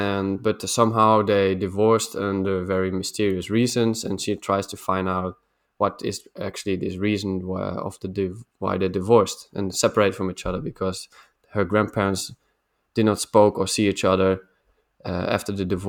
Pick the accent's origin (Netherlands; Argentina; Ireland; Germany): Netherlands; also born or lived in Sweden; And so we left Sweden and I'm back in the Netherlands again.